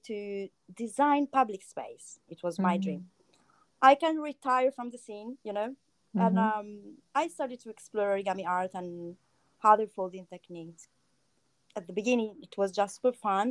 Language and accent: English; Rimini, Emilia-Romagna, Italy; also born or lived in Milan; I grew up in Rimini, and then I went to Milan, where I lived for almost 9 years